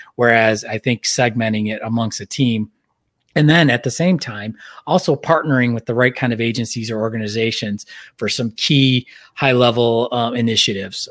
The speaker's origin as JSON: {"language": "English", "region": "Michigan", "country": "United States", "tie": "born or raised there", "moved": "yes", "said": "I grew up here in Michigan, kinda coming back to where, where my life was and where my home is"}